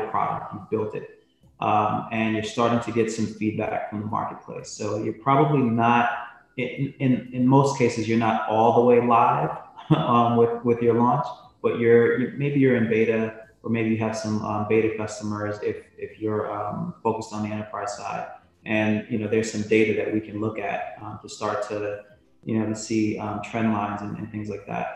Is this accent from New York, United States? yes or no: yes; New York, United States; also born or lived in Jamaica; now in Southern California, United States; My family moved to the US when I was about 7, to New York. And so I grew up partially in New York and partially in Jamaica